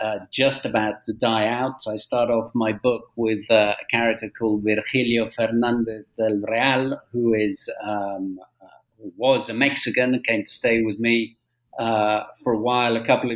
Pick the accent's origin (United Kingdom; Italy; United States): United Kingdom; moved away as an adult; now in Spain; I'm British born, as I'm sure your listeners will tell from my accent, but I'm also a Spanish national, and I've spent the last 30 years here in Spain